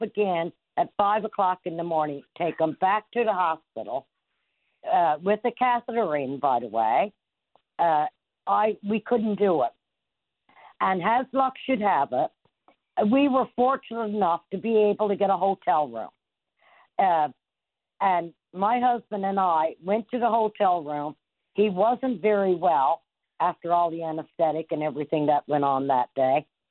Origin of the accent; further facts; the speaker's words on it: Trinity Bay, Newfoundland and Labrador, Canada; I'm from Trinity Bay